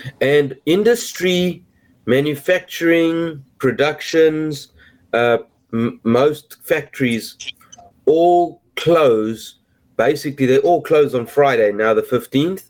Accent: South Africa; moved away as an adult; now in New Jersey, United States; growing up in South Africa

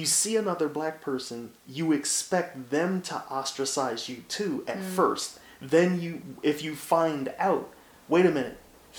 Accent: Philadelphia, Pennsylvania, United States; growing up in North Philly, it was like, you listen to that stuff, you don't wear the right clothes, so you're not part of us.

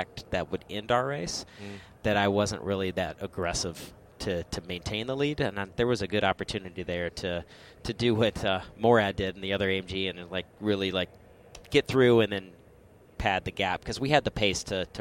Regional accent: Michigan, United States; I was the only professional sports car racer that lives in Michigan, born in Michigan

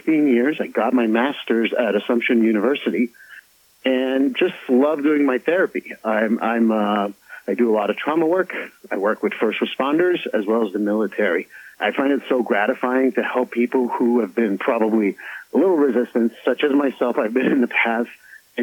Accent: Montreal, Quebec, Canada; moved away as an adult; now in United States; I'm a Montrealer born and raised from Canada, and I moved here about 23 years ago, and now I'm an American citizen as well.

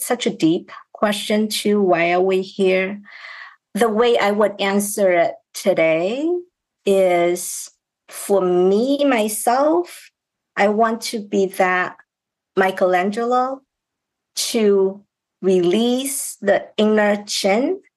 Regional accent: China; moved away as an adult; now in United States; I grew up in China

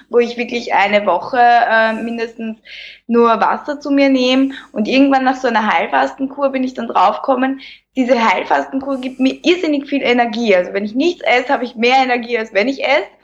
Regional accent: Lower Austria, Austria; ich bin 31 Jahre, ich komme aus Niederösterreich, in der Nähe von Wien lebe ich, arbeite auch in Wien

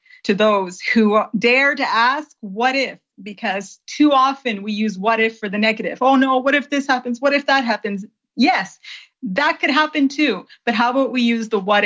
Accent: Grimsby, Ontario, Canada; moved away as an adult; now in Viterbo, Italy; I didn't grow up here. I grew up in Grimsby, Ontario, which is a very small town between Niagara Falls and Toronto

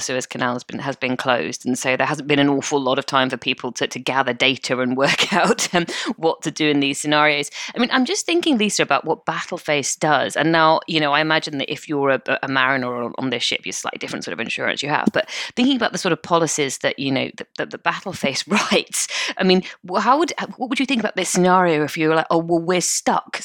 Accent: United Kingdom; we're British.

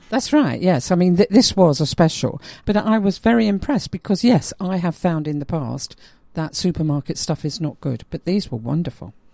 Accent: London, United Kingdom; me being a Londoner

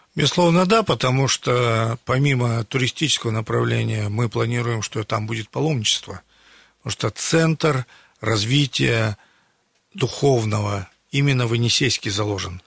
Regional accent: Siberia, Russia; мы сибиряки

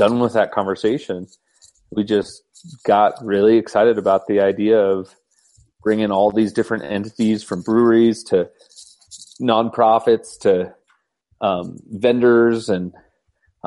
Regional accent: Boulder, Colorado, United States; I have been born and raised in Colorado. Actually, even I'm a Boulder kid, so hosting an event in my hometown.

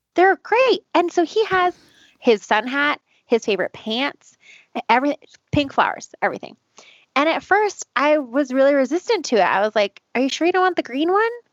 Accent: Boulder, Colorado, United States; I'm from Boulder

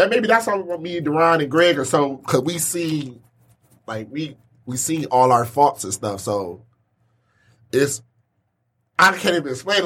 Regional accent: Pontiac, Michigan, United States; I'm from Pontiac.

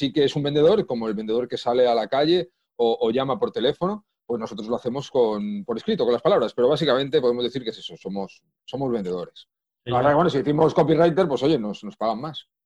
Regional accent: Madrid, Community of Madrid, Spain; born there; accent: Asturian; now in Asturias, Spain; Eh, nací en Madrid, he estado en muchísimos sitios, eh, aunque no me guste nada viajar, pero por, temas de la vida he estado en, en, bastantes sitios viviendo, pero yo nací en Madrid. Ahora llevo varios años ya en Asturias.

